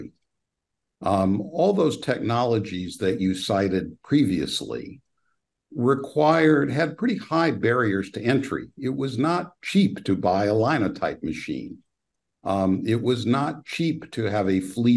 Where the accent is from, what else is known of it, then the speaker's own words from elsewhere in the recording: Petaluma, California, United States; I was actually born in Petaluma, California